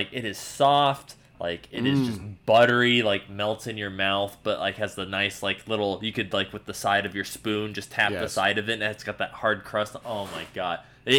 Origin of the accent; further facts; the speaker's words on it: Arizona, United States; I'm from Arizona.